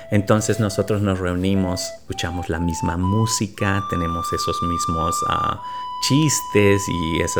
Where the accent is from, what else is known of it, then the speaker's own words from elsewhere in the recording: Bolivia; moved away as an adult; now in Asheville, United States; soy de Bolivia, tengo 44 años y vivo aquí en Asheville, Carolina del Norte, como hace unos 15 años.